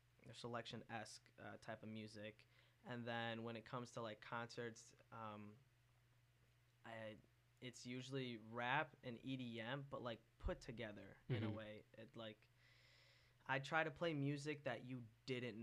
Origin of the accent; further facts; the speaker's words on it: Okemos, Michigan, United States; I'm from Okemos, so I'm really just from the area my whole life.